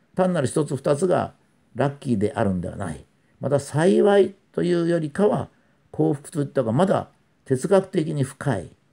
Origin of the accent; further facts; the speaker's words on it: Japan; 日本に生まれましたから